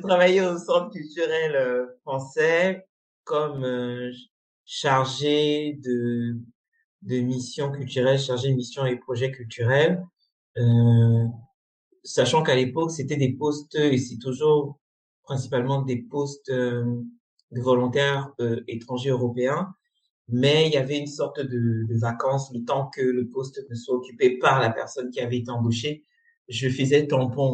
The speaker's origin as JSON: {"language": "French", "country": "Cameroon", "tie": "born or raised there", "also_born_or_lived": "Congo", "moved": "as an adult", "said": "j'ai grandi, j'ai vécu toute ma scolarité euh, au Cameroun"}